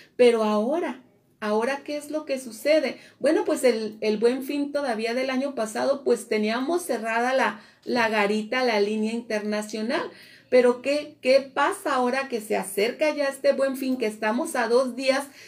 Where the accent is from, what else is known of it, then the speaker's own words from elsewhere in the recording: Mexico; como pueblo mexicano